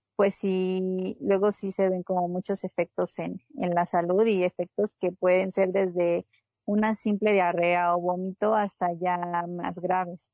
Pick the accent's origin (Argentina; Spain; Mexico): Mexico; Sonora; moved away; soy de Sonora